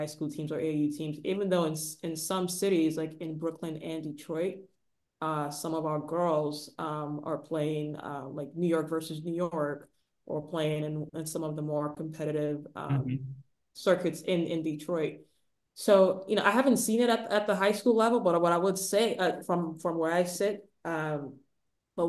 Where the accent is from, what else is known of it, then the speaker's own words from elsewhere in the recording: Nigeria; moved away; I grew up in the 90s too, but I was born in Nigeria